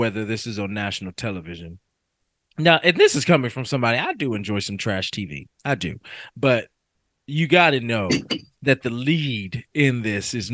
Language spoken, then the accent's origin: English; Kentucky, United States; I am from Kentucky